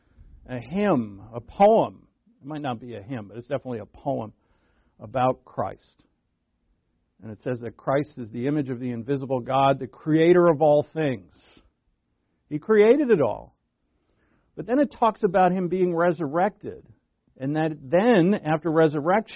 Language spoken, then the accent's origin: English; Rhode Island, United States; where I grew up in Rhode Island.